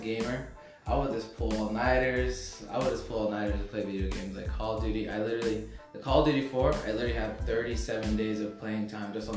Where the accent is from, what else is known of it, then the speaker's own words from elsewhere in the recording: Albuquerque, New Mexico, United States; Albuquerque, New Mexico. Actually, Los Ranchos de Albuquerque, New Mexico, to be exact. Yeah, so I grew up in the North Valley